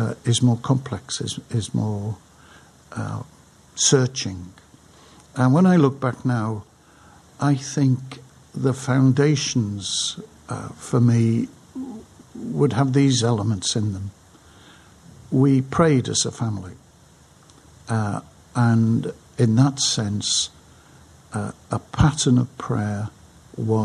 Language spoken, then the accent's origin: English; Crosby, North West England, United Kingdom; now in London, United Kingdom; life in the 40s, 50s and the 60s in the north side of Liverpool in Crosby